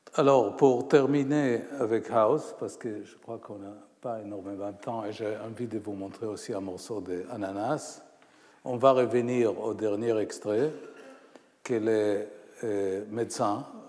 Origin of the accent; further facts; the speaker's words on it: Haifa, Haifa District, Israel; ma ville natale, Haïfa